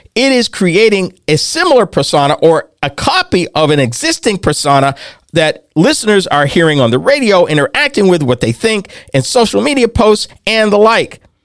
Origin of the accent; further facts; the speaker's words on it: New England, United States; When I grew up in New England, back in the day, W R K O sixty-eight had Dale Dorman